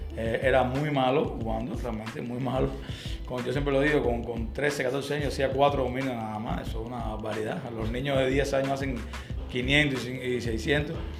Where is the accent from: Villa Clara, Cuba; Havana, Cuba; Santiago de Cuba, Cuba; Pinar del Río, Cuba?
Havana, Cuba; also born or lived in Santa Fe, Havana; soy nacido, nacido y criado en la Lisa hasta los 13 años que nos movimos a Santa Fe.